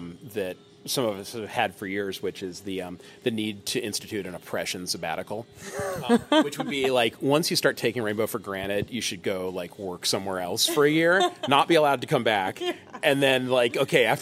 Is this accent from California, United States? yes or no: yes; Bay Area, California, United States; I grew up in the Bay Area